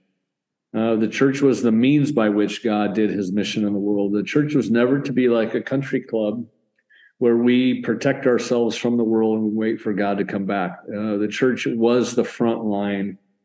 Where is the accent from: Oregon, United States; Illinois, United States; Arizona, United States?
Oregon, United States; Portland; moved away as an adult; also born or lived in Denver, Colorado; now in Alton, United States; I hail from Portland, Oregon, hometown there